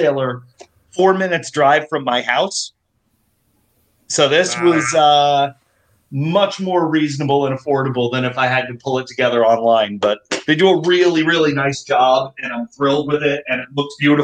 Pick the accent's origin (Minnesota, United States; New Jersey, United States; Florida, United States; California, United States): New Jersey, United States; I'm a dude from Jersey